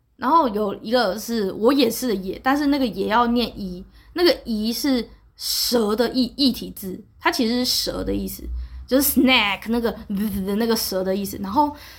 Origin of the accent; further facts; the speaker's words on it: Taiwan; 对我一个台湾人来说